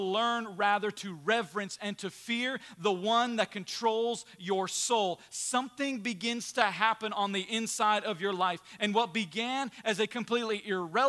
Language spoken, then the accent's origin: English; United States; we as American Christians